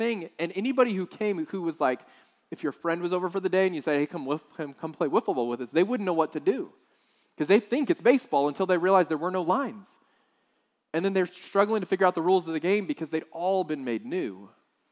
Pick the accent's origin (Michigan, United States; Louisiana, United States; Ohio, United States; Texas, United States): Texas, United States; South; I grew up in South Texas